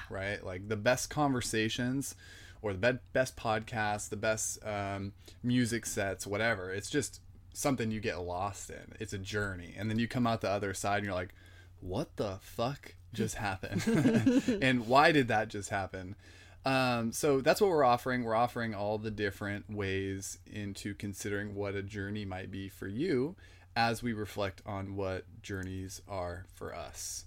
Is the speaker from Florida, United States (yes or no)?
no; San Jose, California, United States; born and raised in San Jose, California, the Bay Area